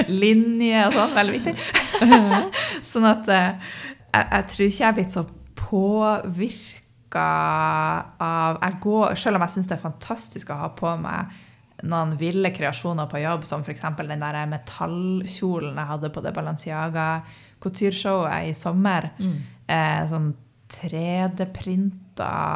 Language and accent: Norwegian; Northern Norway, Norway; en ekte nordlending